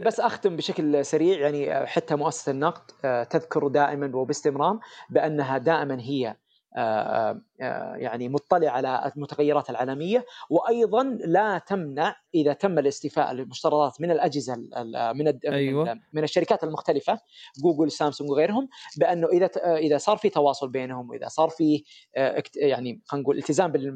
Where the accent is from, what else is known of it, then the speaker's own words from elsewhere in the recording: Saudi Arabia; احنا عندنا في السعوديه